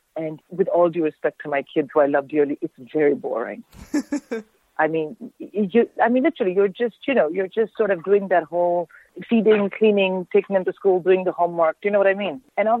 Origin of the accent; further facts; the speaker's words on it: India; I'm born and raised in India, so when the weather is like this, I immediately think of home and I want to eat Indian food and drink hot tea.